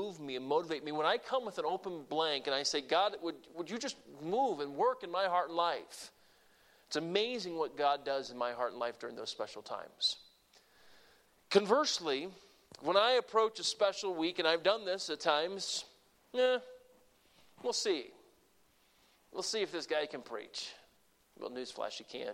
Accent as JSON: {"language": "English", "region": "Deep South", "country": "United States", "tie": "born or raised there", "moved": "yes", "said": "I grew up in the Deep South"}